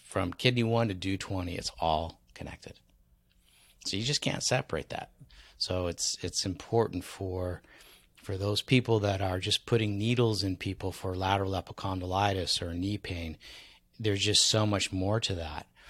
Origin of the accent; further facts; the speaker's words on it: San Diego, California, United States; also born or lived in Maui; San Diego, my hometown